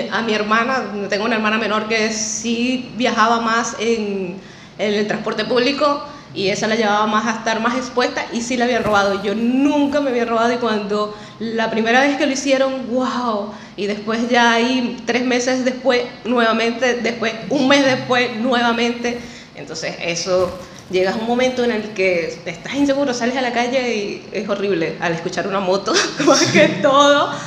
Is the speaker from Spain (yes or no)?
no; Apure, Venezuela; moved away as an adult; Salí desde Puerto Paz con mi novio. Salimos, emigré en pareja.